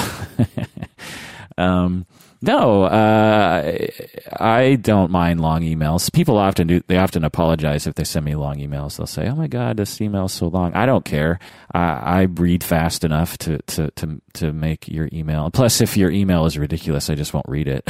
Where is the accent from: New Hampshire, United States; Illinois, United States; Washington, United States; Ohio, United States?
Washington, United States; Seattle; growing up in Seattle myself